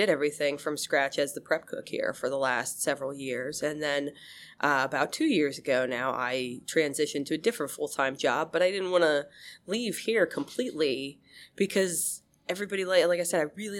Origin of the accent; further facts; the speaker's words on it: Penns Valley, Pennsylvania, United States; I grew up in Penns Valley.